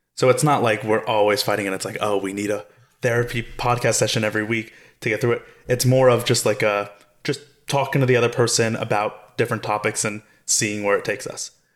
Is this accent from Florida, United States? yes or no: yes; South Florida, United States; now in Los Angeles, United States; I grew up in South Florida along with you in your house as your son